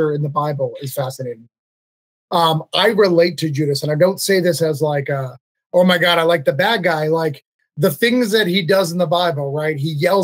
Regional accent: New England, United States; I'm from New England

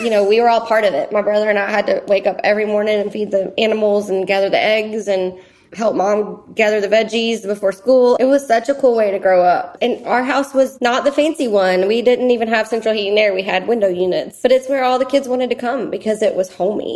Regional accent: East Texas, United States; It is the house that I grew up in East Texas

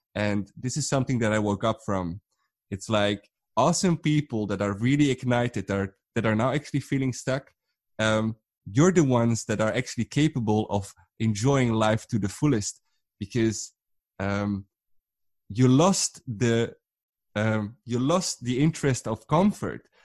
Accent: Netherlands; I'm from the Netherlands

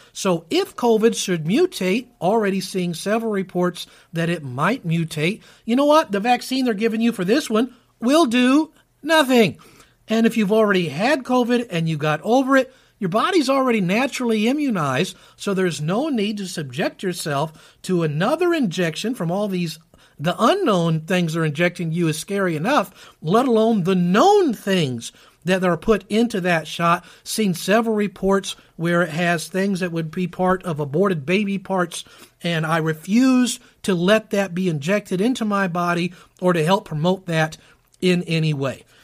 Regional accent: Kentucky, United States; here in my precious state of Kentucky, my home state

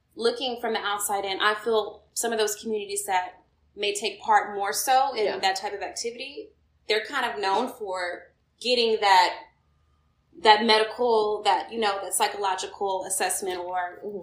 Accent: Houston, Texas, United States; now in Atlanta, United States; I'm originally from Houston, Texas, but I do currently reside in ATL, Georgia

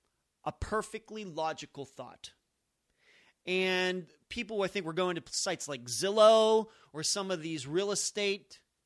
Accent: Las Vegas, Nevada, United States; So I had gone up there on my own before people even knew that I was from Las Vegas

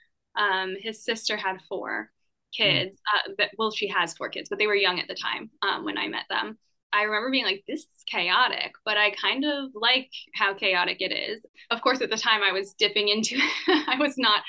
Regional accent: San Diego, California, United States; I grew up in San Diego

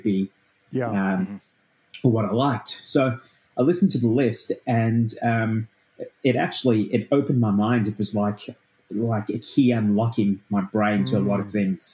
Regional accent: South Africa; now in Australia; I didn't grow up in Australia. I grew up in South Africa. And when I moved to Australia

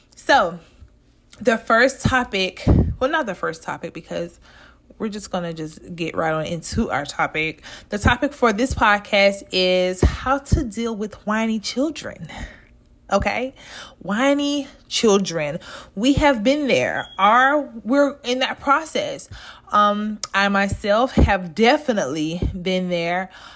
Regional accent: the South, Southern United States, United States; from down south

